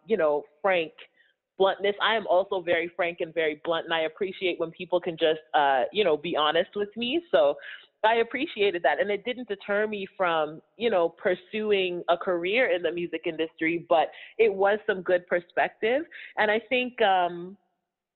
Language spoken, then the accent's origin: English; Toronto, Ontario, Canada; also born or lived in London, Ontario; Born and raised in Toronto. I lived in London, Ontario for about, I want to say 6 or 7 years